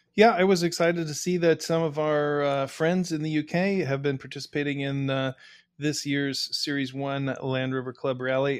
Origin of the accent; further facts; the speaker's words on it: United States; as an American